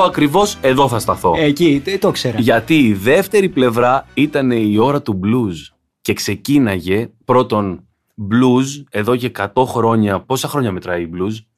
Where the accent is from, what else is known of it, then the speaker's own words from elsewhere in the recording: Igoumenitsa, Epirus, Greece; Εγώ μεγάλωσα σούπα στην Ιγουμενίτσα